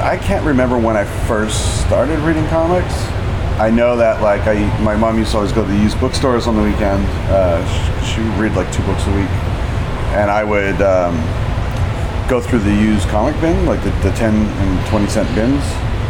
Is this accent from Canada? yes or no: yes; Oshawa, Ontario, Canada; also born or lived in Toronto / Kelowna; now in Vancouver, Canada; I was born in Toronto, but I grew up in Oshawa.